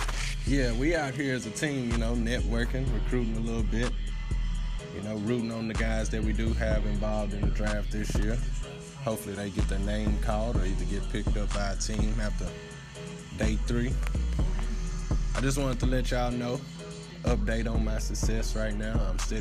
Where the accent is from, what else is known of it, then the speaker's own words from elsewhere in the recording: Texas, United States; I'm from Texas